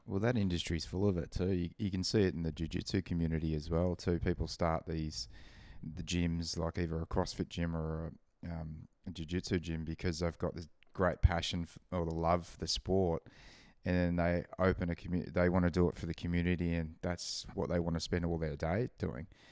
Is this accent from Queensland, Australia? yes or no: yes; Gold Coast, Queensland, Australia; growing up on the Gold Coast, you don't really have seasons